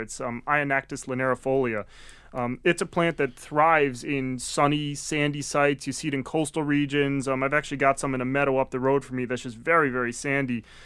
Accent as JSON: {"language": "English", "region": "Connecticut", "country": "United States", "tie": "born or raised there", "also_born_or_lived": "Maine", "moved": "yes", "lives_now": "Massachusetts, United States", "said": "I came down from Maine, um, having actually originally grew up in Connecticut."}